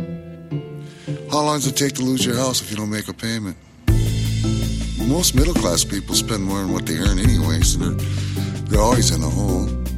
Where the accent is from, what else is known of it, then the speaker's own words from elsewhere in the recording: St. Paul, Minnesota, United States; I'm from St. Paul, Minnesota. I was born here.